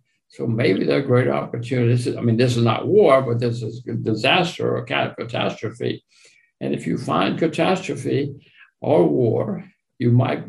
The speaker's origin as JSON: {"language": "English", "country": "United States", "said": "I'm an American."}